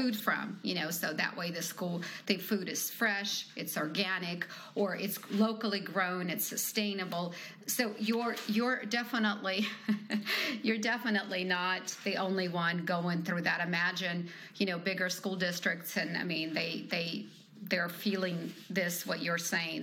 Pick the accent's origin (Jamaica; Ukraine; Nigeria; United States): Ukraine; moved away; I'm from Ukraine